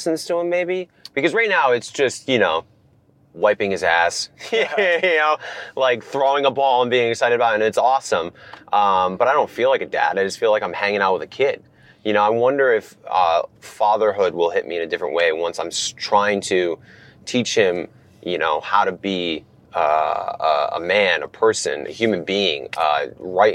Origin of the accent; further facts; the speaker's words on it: Rhode Island, United States; I was from Rhode Island